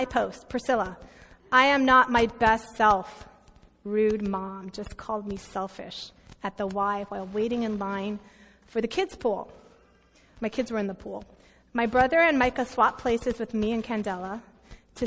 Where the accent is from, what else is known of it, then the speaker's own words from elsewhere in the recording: United States; I'm American